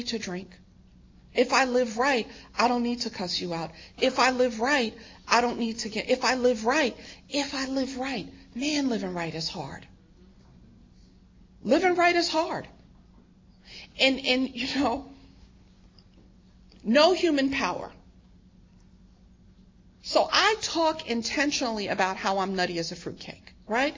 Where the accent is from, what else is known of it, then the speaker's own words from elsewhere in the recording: New York, United States; I'm born and raised in New York